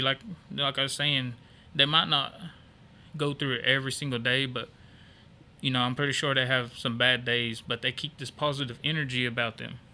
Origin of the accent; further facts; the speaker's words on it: Stilwell, Oklahoma, United States; I'm born and raised in Stillwell